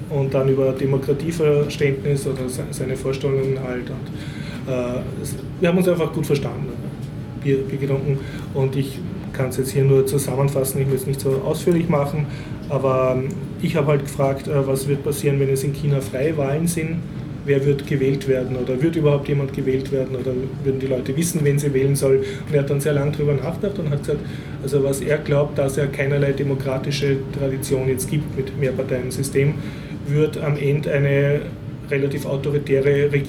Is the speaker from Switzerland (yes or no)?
no; Vienna, Austria; bin als Wiener endlich wieder mal in ein Wiener Kaffeehaus gegangen